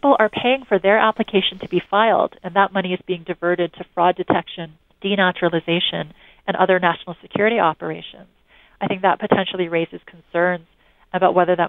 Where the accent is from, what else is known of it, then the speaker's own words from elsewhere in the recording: California, United States; I mean, as I understand it, following the news from my hometown